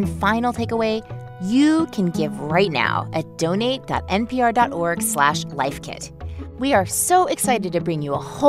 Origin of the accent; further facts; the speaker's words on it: Deep South, United States; I grew up in the Deep South